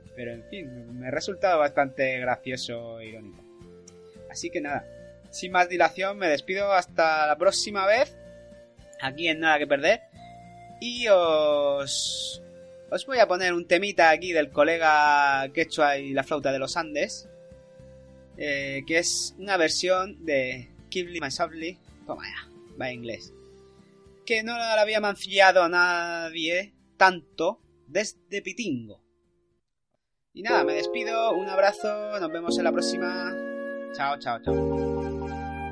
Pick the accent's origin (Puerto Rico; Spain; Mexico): Spain; soy español